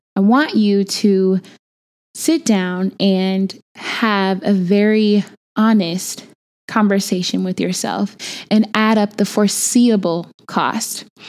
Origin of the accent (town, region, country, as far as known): Chicago, Illinois, United States; born or raised there; moved away as an adult